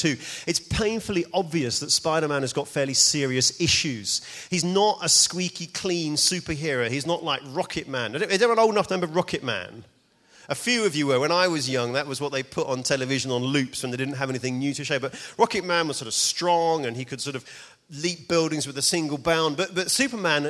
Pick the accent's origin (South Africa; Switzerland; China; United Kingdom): United Kingdom; New Malden, London; moved away as an adult; now in Edinburgh, United Kingdom; I'm actually from around here. I'm from New Malden, just on the A3